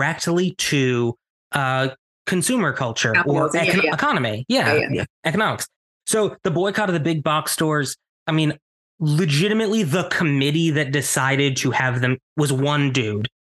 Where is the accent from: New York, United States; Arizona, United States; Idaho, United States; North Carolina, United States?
New York, United States; Ossining; born or raised there